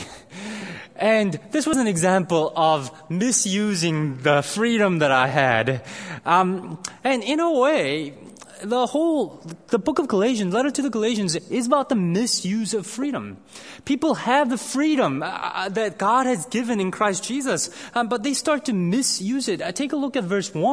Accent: South Korea; moved away; I grew up in Korea

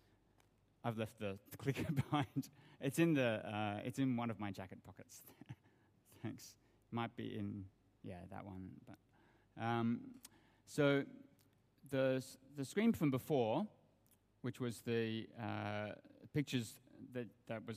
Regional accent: Australia; moved away as an adult; also born or lived in Sydney; now in Hong Kong; You can probably hear from my accent that I come from Australia. And I grew up in Australia.

